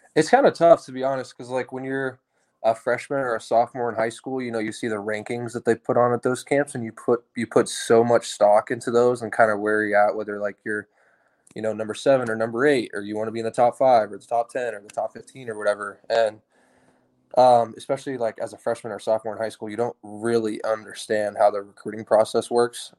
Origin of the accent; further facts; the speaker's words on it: Tulsa, Oklahoma, United States; moved away as an adult; I grew up in Tulsa, Oklahoma